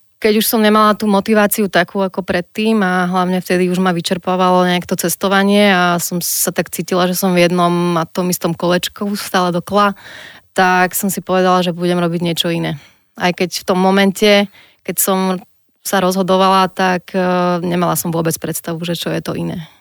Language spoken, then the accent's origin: Slovak; Nové Zámky, Nitra Region, Slovakia; ja som z Nových zámkov a tam bol tenis eh, celkom silný šport